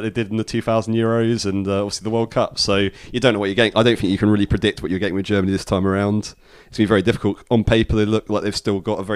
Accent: England, United Kingdom; me and being English

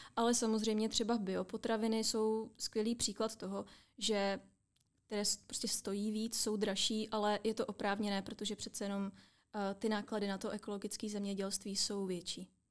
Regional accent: Czechia; my jako Češi

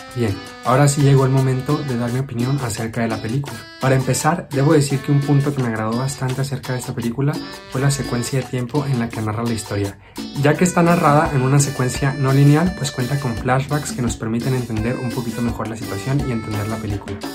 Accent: Mexico; como mexicanos

